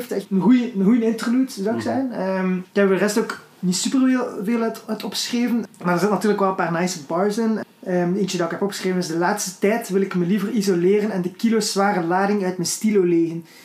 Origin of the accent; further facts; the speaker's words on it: Flanders, Belgium; Als Vlamingen zetten hun woorden inderdaad soms anders.